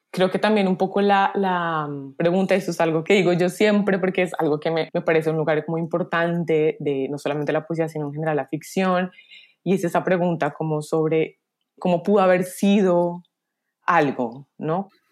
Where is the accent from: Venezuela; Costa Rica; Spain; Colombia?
Colombia; nos componen como colombianos